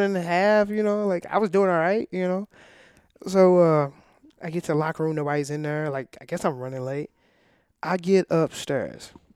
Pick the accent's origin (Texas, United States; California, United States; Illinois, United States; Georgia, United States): Illinois, United States; I'm from Illinois